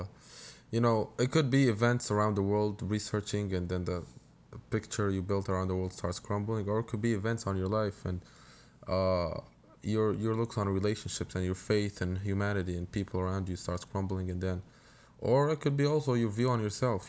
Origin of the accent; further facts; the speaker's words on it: Jordan; moved away; I grew up in Jordan